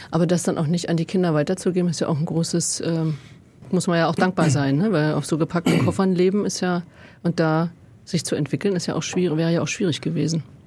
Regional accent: Germany; Ich bin 64 geboren in Westdeutschland

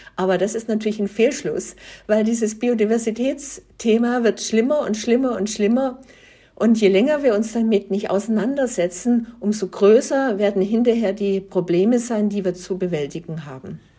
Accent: Germany; bei uns in Deutschland, in Europa

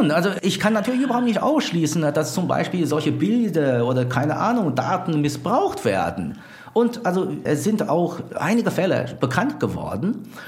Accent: China; Wieso kenne ich als Chinese in China dieses System nicht?

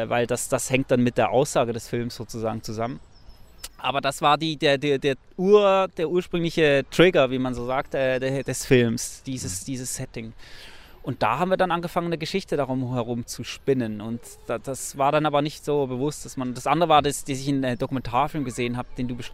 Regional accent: Switzerland; ich bin in der Schweiz aufgewachsen, ich kenne das Wattenmeer nicht, kannte das Wattenmeer nicht.

